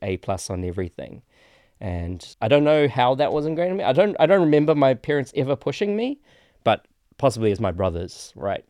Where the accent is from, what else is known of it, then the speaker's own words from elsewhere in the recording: Auckland, New Zealand; also born or lived in Petaling Jaya, Malaysia; In my area, I grew up on the North Shore